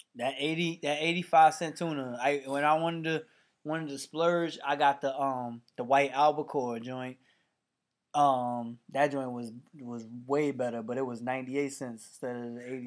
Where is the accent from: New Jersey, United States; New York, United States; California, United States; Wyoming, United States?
New York, United States; Mount Vernon; also born or lived in New Rochelle; I moved away from Mount Vernon when I got to seventh grade, I actually moved to neighboring town, New Rochelle